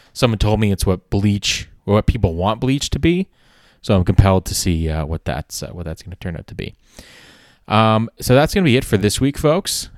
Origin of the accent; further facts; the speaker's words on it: Canada; as a Canadian